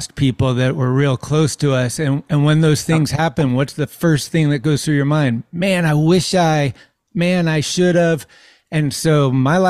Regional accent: San Carlos, California, United States; I was from San Carlos

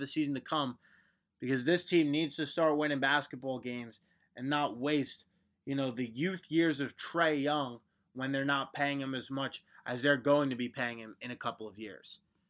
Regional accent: Long Island, New York, United States; also born or lived in Syracuse; I'm from Long Island. You know, grew up around a lot of Knicks fans.

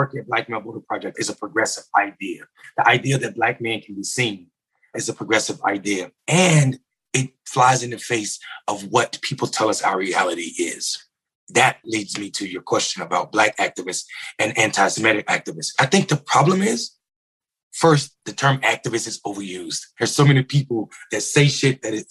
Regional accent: North Carolina, United States; I'm from North Carolina. It's my home state.

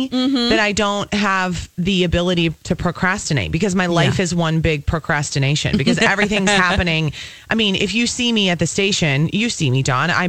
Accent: Apple Valley, Minnesota, United States; I grew up in the suburbs. I grew up in Apple Valley.

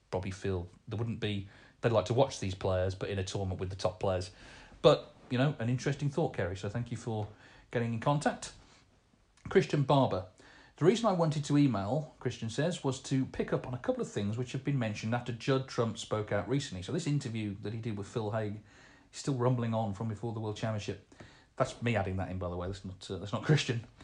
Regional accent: Portsmouth, South East England, United Kingdom; I'm also a big football fan, being born and bred in Portsmouth. They are my team.

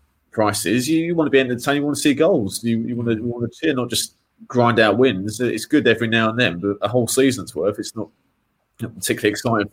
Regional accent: Whitechapel, London, United Kingdom; born there; I was born in Whitechapel. So, you know, not far from obviously West Ham.

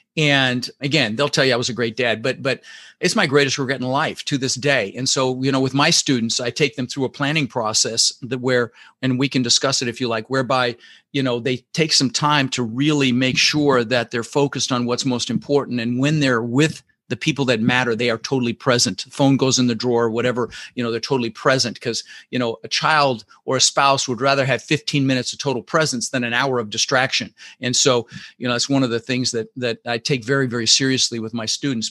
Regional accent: Denver, Colorado, United States; English is a second language; also born or lived in Netherlands; I immigrated this country when I was six years old with my brother Albert, my mother Zvonta, and I, I was born in the Netherlands, in Holland, and we ended up in Denver, Colorado

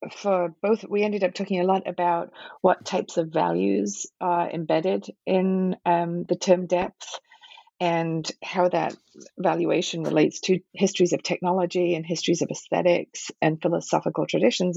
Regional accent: Liverpool, North West England, United Kingdom; moved away as an adult; also born or lived in Manchester / Cambridge / Princeton / Rochester; now in Philadelphia, United States; I grew up in Liverpool and Manchester in the UK

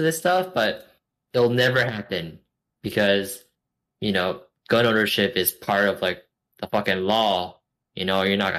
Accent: United States; I'm American. I was born American.

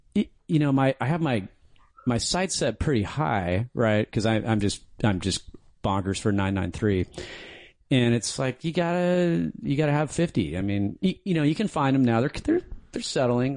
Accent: Santa Barbara, California, United States; I grew up in Santa Barbara

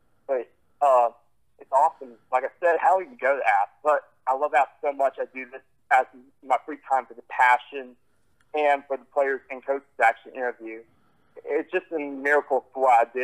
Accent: North Carolina, United States; I'm from North Carolina

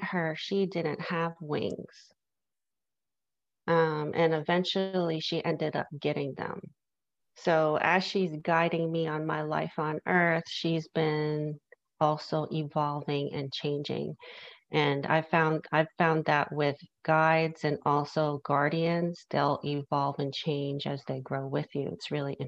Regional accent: New York City, New York, United States; I grew up in New York City

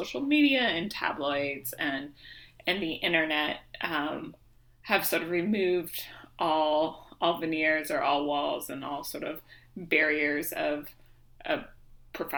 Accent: Seattle, Washington, United States; I grew up in Seattle

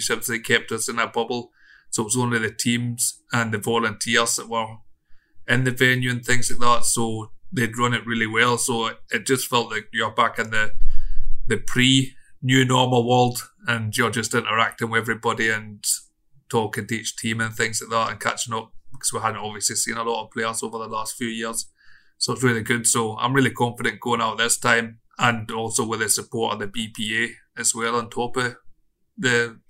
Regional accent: Stranraer, Scotland, United Kingdom; I'm from Stranraer

